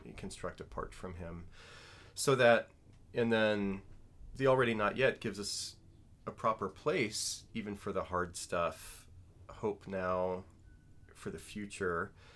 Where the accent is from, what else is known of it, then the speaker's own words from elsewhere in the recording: New Orleans, Louisiana, United States; I'm from New Orleans